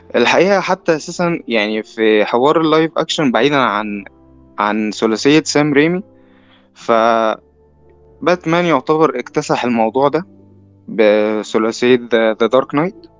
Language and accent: Arabic; Egypt